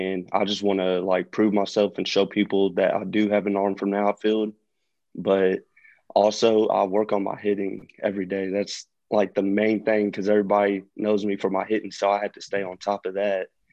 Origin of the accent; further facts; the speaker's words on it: Louisville, Kentucky, United States; Louisville is my hometown